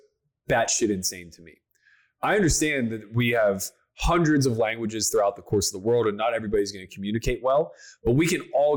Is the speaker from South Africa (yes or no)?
no; Pennsylvania, United States; I grew up in the woods in Pennsylvania